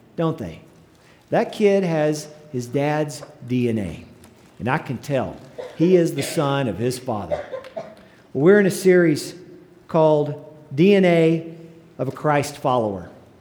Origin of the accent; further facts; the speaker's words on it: Gruver, Texas, United States; moved away; my alma mater, the Mighty Groover Greyhounds